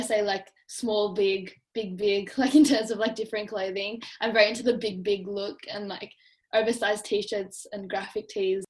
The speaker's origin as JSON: {"language": "English", "country": "Australia", "said": "as an Australian"}